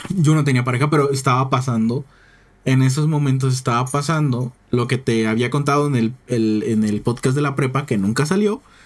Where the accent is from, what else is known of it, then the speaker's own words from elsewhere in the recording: Oaxaca, Mexico; Yo soy Oaxaca